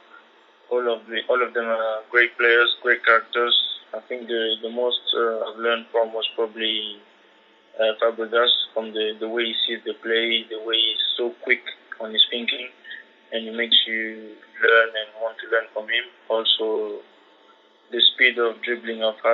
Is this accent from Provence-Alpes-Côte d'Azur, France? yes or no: yes; Marseille, Provence-Alpes-Côte d'Azur, France; also born or lived in Ivory Coast; I was born in France, it's also my country where I'm from